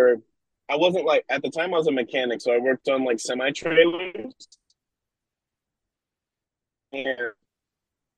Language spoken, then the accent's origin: English; Nebraska, United States; also born or lived in New Zealand; now in Oregon, United States; I'm also from Nebraska